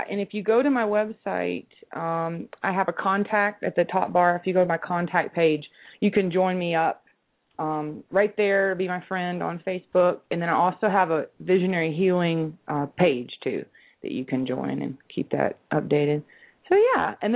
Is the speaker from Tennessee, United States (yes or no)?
yes; Nashville, Tennessee, United States; See, I'm from Nashville.